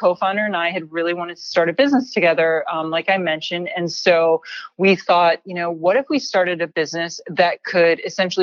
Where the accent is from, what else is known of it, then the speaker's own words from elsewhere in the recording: Midwest, United States; I was born and raised in the Midwest to immigrant parents